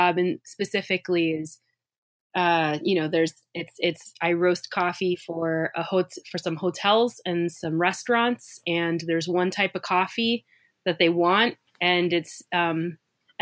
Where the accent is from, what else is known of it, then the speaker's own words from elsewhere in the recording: California, United States; moved away; also born or lived in Portland / Oakland; I'm from California